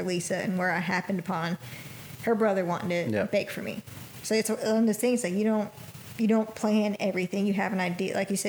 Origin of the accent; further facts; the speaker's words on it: Panama City, Florida, United States; moved away as an adult; now in Dothan, United States; we're both from Panama City. And, I mean, I worked in a cupcake place there.